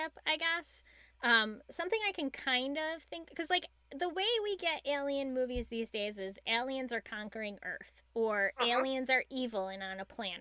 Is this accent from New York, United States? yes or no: yes; Buffalo, New York, United States; I'm from Buffalo